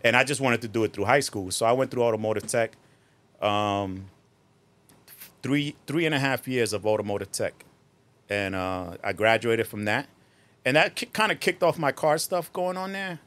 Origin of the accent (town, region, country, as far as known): Newark, New Jersey, United States; born or raised there; also born or lived in Puerto Rico; now in Bloomfield, United States